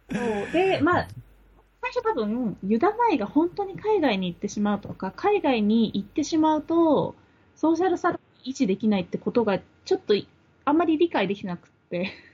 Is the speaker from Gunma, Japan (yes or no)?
no; Ome, Tokyo, Japan; 私の出身が青梅市なんですけど